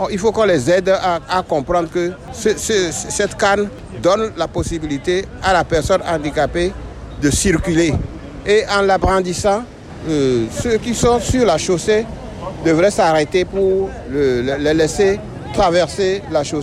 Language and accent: French; Benin; En tant que béninois, tout d'abord, je dirais bonne fête à tout, tout chacun.